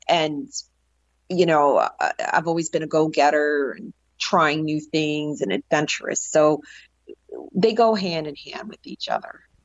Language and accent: English; New Jersey, United States; also born or lived in New York City; growing up in the North Jersey area